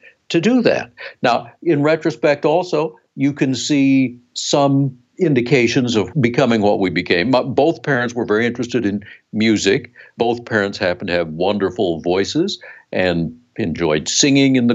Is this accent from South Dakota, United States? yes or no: yes; South Dakota, United States; We grew up in South Dakota, in a small town